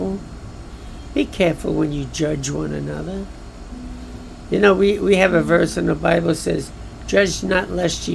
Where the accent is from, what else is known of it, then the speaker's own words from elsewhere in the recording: New York City, New York, United States; I'm from Brooklyn